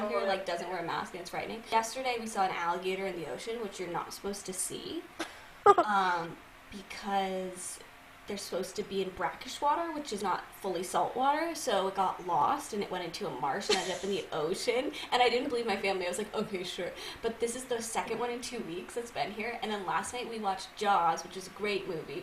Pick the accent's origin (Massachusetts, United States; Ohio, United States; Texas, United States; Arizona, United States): Massachusetts, United States; moved away as an adult; now in New York City, United States; I'm from Massachusetts originally